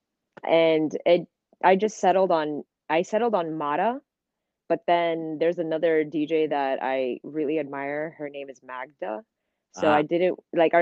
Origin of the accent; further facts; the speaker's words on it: Miami, Florida, United States; growing up in Miami, everybody is Hispanic, Latin